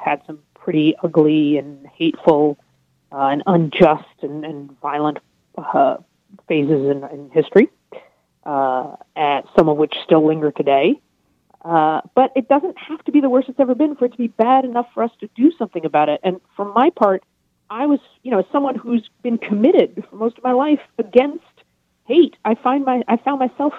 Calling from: New York, United States; I'm in New York.

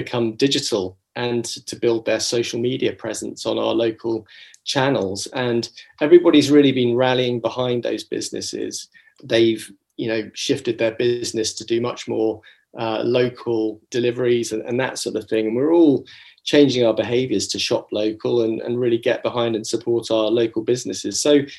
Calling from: London, United Kingdom; I'm connecting from Acton in London, which is a very large borough of London within Ealing.

